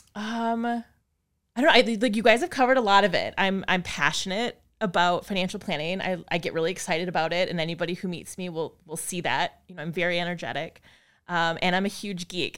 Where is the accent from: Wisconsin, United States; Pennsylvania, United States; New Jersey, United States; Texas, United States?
Wisconsin, United States; Appleton; moved away as an adult; also born or lived in La Crosse, Wisconsin / Madison, Wisconsin; I grew up in Appleton